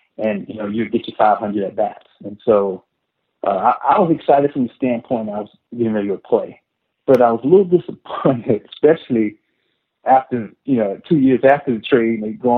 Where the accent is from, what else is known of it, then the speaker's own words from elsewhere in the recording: Midwest, United States; I hadn't played a whole lot of baseball because I grew up in the Midwest.